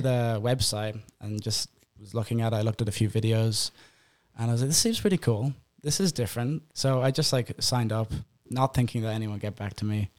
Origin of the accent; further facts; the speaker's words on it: Ireland; moved away as an adult; now in United States; I'm Irish